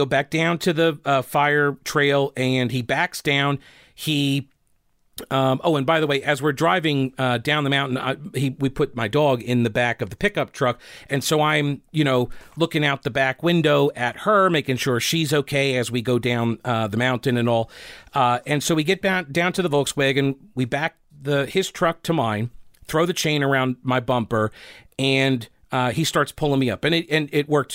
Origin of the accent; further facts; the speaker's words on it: Rock Hill, South Carolina, United States; accent: Southern; I applied maybe a bit of an over-accentuated Southern accent when I told him from Rock Hill, South Carolina.